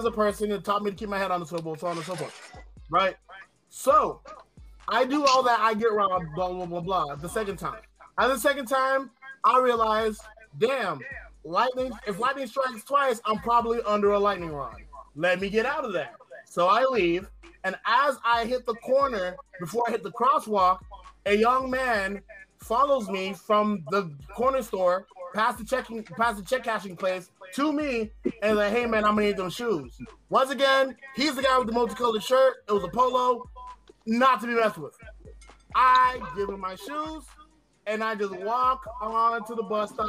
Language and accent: English; Pine Hills, Florida, United States; I grew up in Pine Hills off Powers Drive